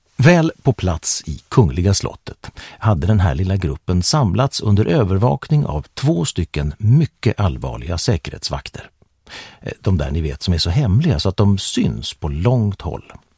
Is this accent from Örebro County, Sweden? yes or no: no; Örnsköldsvik, Västernorrland County, Sweden; now in Stockholm, Sweden; Jag växte upp i Kroksta med min pappa Olle, min mamma Lena och med min utvecklingsstörda stora syster Helena